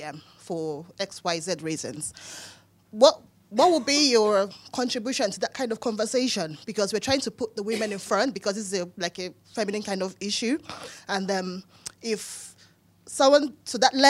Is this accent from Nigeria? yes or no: yes; Nigeria; now in United Kingdom; I'm a Nigerian